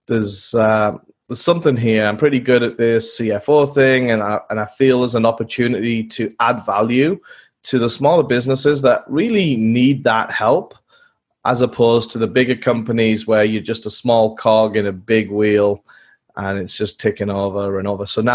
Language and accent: English; England, United Kingdom; growing up in England as a young boy in the fields with my dog and lots of mud